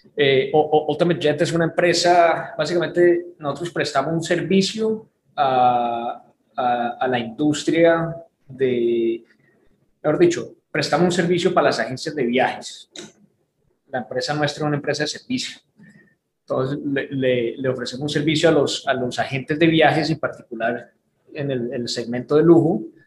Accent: Houston, Texas, United States; moved away as an adult; also born or lived in Cali, Colombia; now in Miami, United States; nos mudamos a un suburbio de Houston, crecimos allá

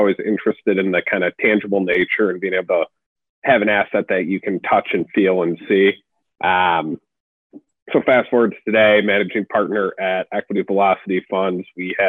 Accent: Chicago, Illinois, United States; now in Columbus, United States; So the quick story, born and raised in Chicago, my mom held on to her condo that she owned in the Gold Coast before moving out to the suburbs.

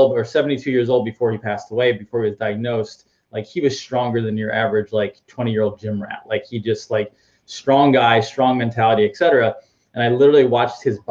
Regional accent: Northeast, United States; moved away as an adult; also born or lived in Boston; now in Orlando, United States; I'm from the Northeast and I was tired of the snow and cold

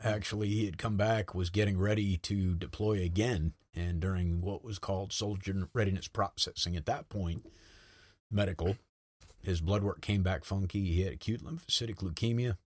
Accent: North Kingstown, Rhode Island, United States; moved away as an adult; I grew up in North Kingstown, Rhode Island

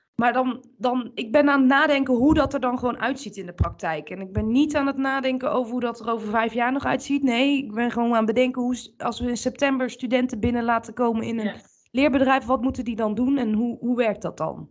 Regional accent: Bergen op Zoom, North Brabant, Netherlands; ik kom uit Bergen op Zoom

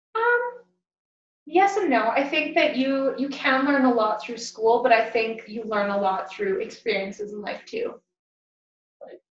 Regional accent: Lethbridge, Alberta, Canada; I grew up in Lethbridge

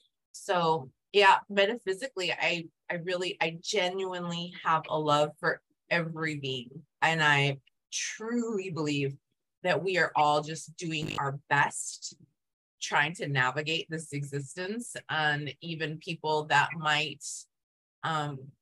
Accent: Yuma, Arizona, United States; I grew up in Yuma, so on the border

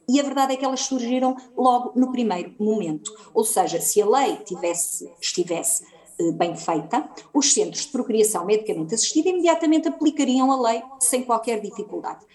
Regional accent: Oliveira de Azeméis, Aveiro District, Portugal; estou em Oliveira das Meias, de onde sou natural

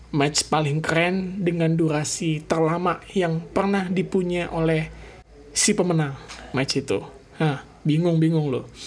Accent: Indonesia; gue dari Cibubur

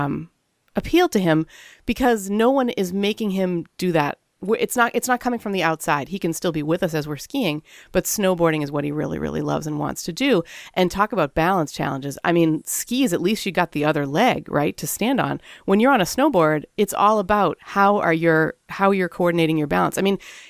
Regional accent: Canada; moved away; I'm Canadian by birth.

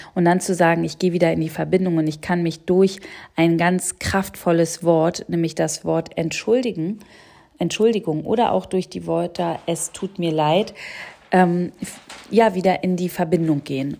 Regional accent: Berlin, Germany; ich komme aus Berlin

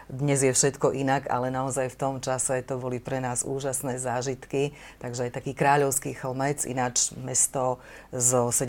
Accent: Prešov, Prešov Region, Slovakia; born there; nielen preto, že som sa narodila v Prešove, kde som ináč nikdy nežila, lebo

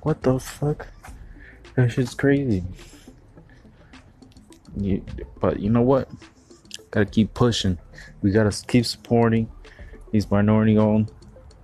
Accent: Miami, Florida, United States; I'm from Miami

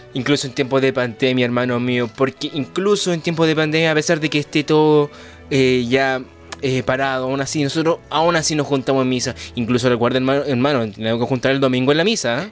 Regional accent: Chile; somos los únicos de Chile que estamos haciendo esto

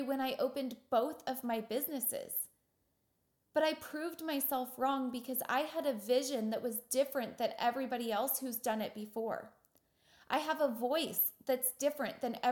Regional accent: Wichita, Kansas, United States; I'm from Wichita, Kansas, and we're about 10 years behind everybody else

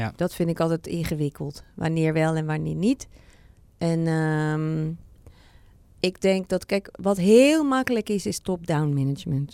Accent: Amsterdam, North Holland, Netherlands; ik kom uit Amsterdam

